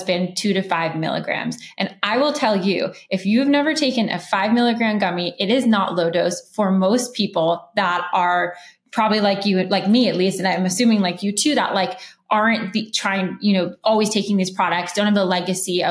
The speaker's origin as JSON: {"language": "English", "town": "Los Angeles", "region": "California", "country": "United States", "tie": "born or raised there", "said": "I grew up in Los Angeles"}